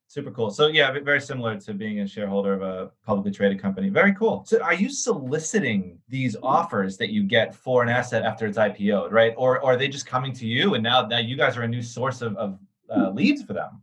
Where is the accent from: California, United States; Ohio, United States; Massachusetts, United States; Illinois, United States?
Massachusetts, United States; Boston; So I grew up in Boston, actually, 23 years